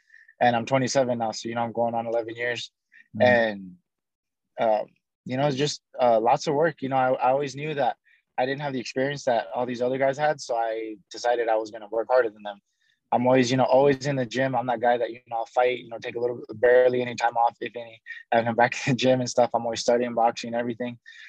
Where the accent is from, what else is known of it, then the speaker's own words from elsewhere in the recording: Albuquerque, New Mexico, United States; now in Las Vegas, United States; I was born in Albuquerque, New Mexico. Mm-hmm. But both my parents are from Cuba, so I'm full-blooded Cuban, but born in America.